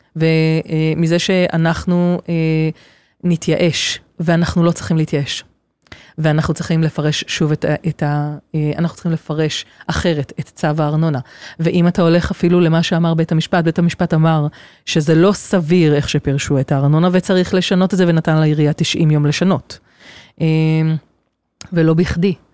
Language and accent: Hebrew; Kfar Yona, Central District, Israel; גדלתי כאן בכפר יונה